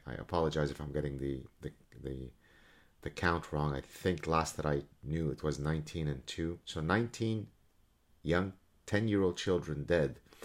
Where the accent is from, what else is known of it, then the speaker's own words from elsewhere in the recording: Canada; as a Canadian